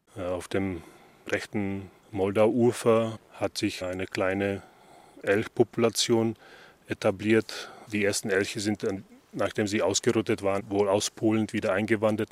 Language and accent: German; Slovakia; moved away; ich komme aus der Slowakei